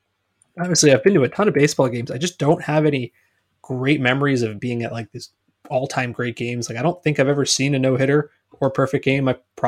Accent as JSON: {"language": "English", "region": "New Jersey", "country": "United States", "tie": "born or raised there", "said": "a kid growing up in New Jersey"}